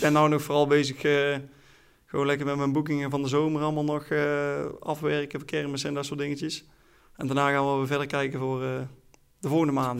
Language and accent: Dutch; Oirschot, North Brabant, Netherlands; Ik ben zesentwintig jaar, ik kom uit Oorschot